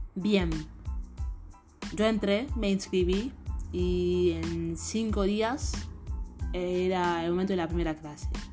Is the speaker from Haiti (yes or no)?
yes; Haiti; now in Argentina; yo soy de Haití, vine acá en Argentina